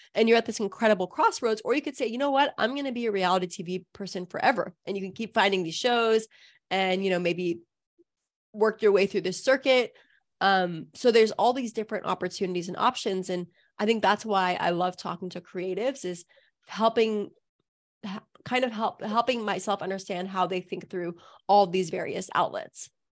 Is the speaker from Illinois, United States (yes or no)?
no; Southern California, United States; I also grew up in a community that was pretty liberal, honestly. Like, I grew up in Southern California.